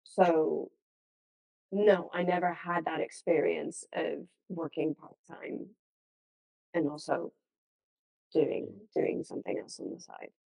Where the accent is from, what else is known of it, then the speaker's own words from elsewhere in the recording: Los Angeles, California, United States; grew up in the States. I was born and raised in Los Angeles.